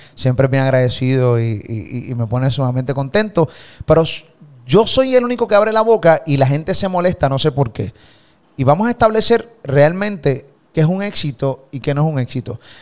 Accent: Puerto Rico; de Puerto Rico

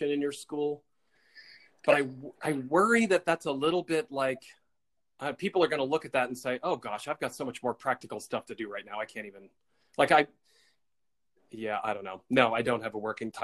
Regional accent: Auburn, Maine, United States; the town where I grew up in Auburn, Maine

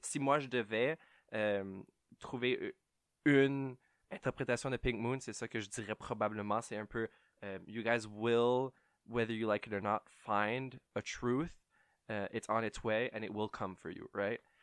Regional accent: Ottawa, Ontario, Canada; je viens d'Ottawa. Euh, je suis franco-ontarien, je ne suis pas new-yorkais

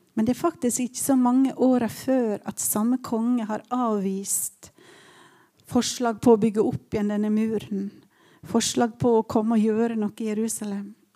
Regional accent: Ålesund, Western Norway, Norway; moved away as an adult; now in Tromsø, Norway; Jeg kommer fra Vestlandet

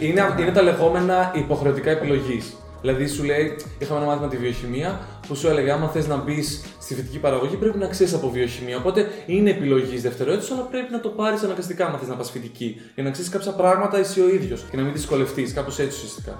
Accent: Thessaloniki, Central Macedonia, Greece; ήμουν και από τη Θεσσαλονίκη

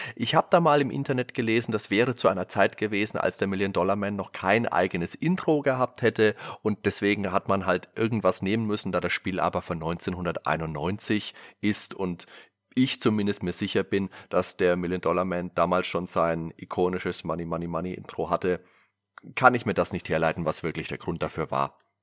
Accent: Würzburg, Bavaria, Germany; bei uns in Würzburg

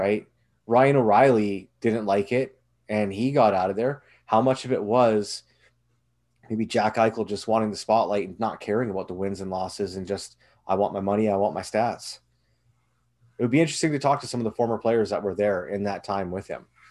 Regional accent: Canada; as a Canadian

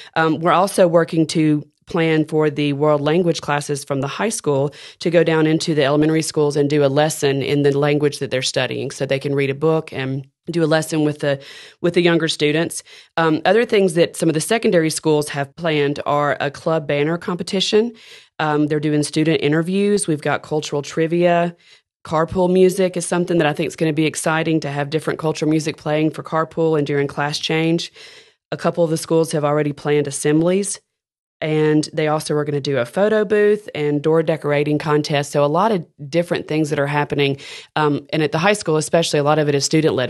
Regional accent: Decatur, Alabama, United States; moved away as an adult; now in Birmingham, United States; I am from Decatur, Alabama, and, uh, grew up there

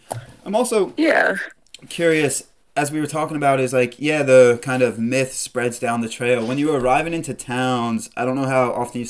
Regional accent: East Coast, United States; growing up on the East Coast, I did as well

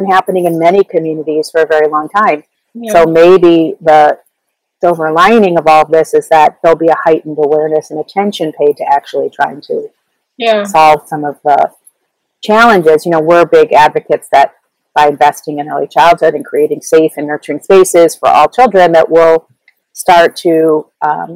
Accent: Chicago, Illinois, United States; also born or lived in Ann Arbor, Michigan / New York; I am from Chicago. I grew up in the Lakeview neighborhood in the city

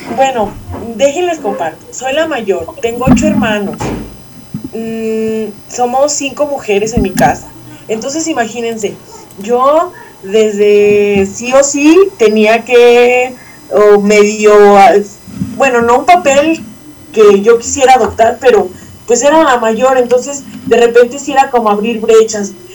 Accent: San Ignacio Cerro Gordo, Jalisco, Mexico; soy de San Ignacio Cerro Gordo, Jalisco

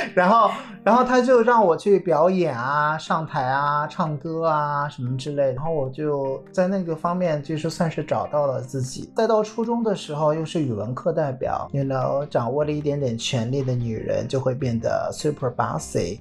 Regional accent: northern China, China; moved away as an adult; 我是在我的成长环境当中，在中国北方

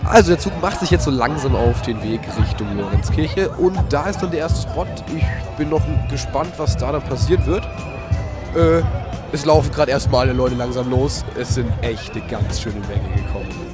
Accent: Nuremberg, Bavaria, Germany; ich als gebürtiger Nürnberger

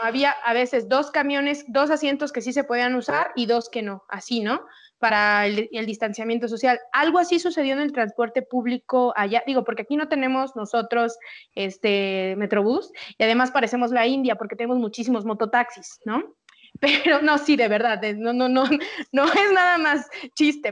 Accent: Mexico; como buenos mexicanos

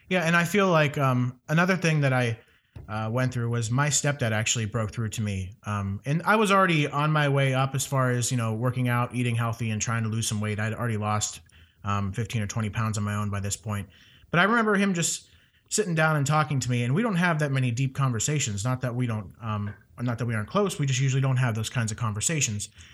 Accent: Ohio, United States; moved away; my hometown in Ohio

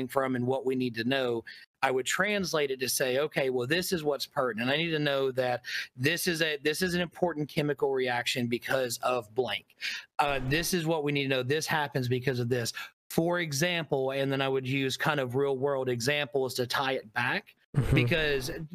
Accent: Tennessee, United States; moved away as an adult; now in Florida, United States; growing up in Tennessee

